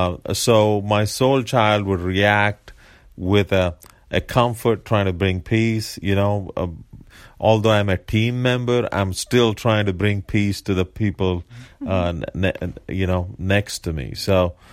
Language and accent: English; India; but as an Indian, coming from India, and the type of community I come from